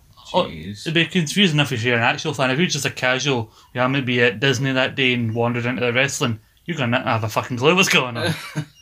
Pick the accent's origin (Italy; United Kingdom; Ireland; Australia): United Kingdom; Glasgow, Scotland; somewhere in Glasgow